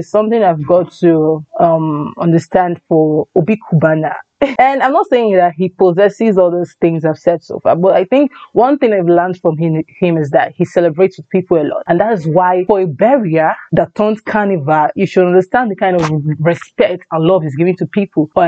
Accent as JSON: {"language": "English", "region": "Anambra", "country": "Nigeria", "said": "I come from Anambra State. Yes, my dad and my mom is from Anambra State"}